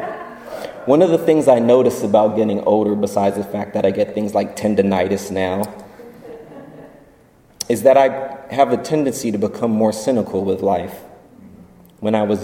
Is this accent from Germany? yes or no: yes; Germany; moved away; As a child growing up in Germany